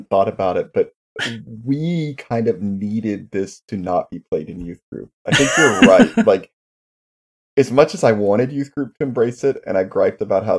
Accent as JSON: {"language": "English", "region": "Texas", "country": "United States", "tie": "born or raised there", "said": "Clifton and I grew up in Texas"}